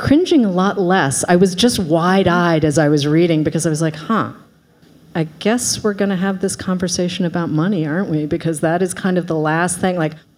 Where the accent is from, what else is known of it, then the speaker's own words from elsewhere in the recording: Boston, Massachusetts, United States; I was raised in Boston.